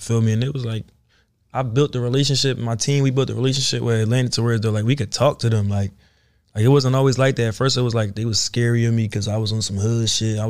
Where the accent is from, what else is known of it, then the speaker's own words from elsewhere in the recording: Philadelphia, Pennsylvania, United States; I'm coming from Philly. I'm fucked up. I'm from the trenches, bro.